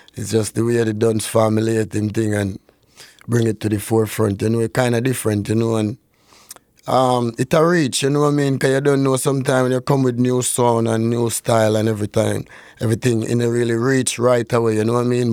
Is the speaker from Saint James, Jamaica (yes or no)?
yes; Norwood, Saint James, Jamaica; now in Canada; I grew up in Saint James.